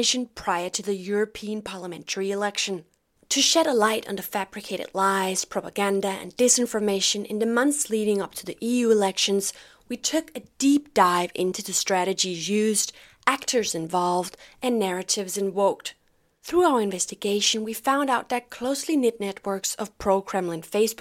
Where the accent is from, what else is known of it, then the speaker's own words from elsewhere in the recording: Denmark; I'm a journalist from Denmark